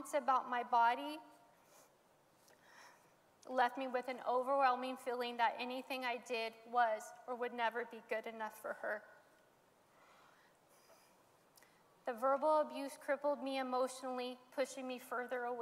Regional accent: Modesto, California, United States; I was born in Modesto, and I grew up in a home of dysfunction

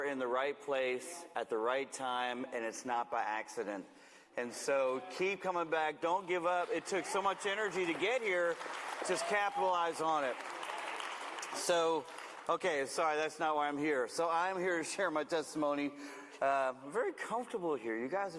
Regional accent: Manteca, California, United States; I'm from Manteca, way up the road, and I don't get a chance to get down here very often

